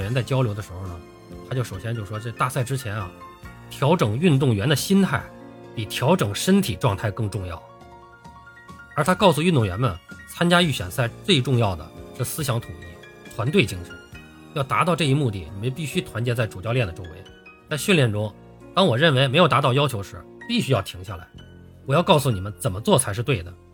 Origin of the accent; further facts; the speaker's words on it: China; 我们中国人